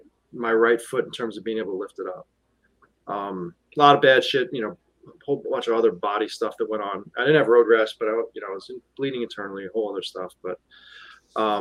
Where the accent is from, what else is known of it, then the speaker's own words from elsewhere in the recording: New York, United States; we're from New York